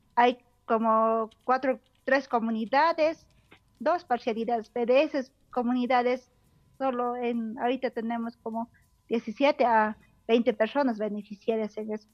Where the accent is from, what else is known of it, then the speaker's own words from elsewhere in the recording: Coyana community, Huancané province, Puno, Peru; soy del distrito de Tadaco, de la provincia de Huancané, departamento de Puno exactamente de la comunidad de Coyana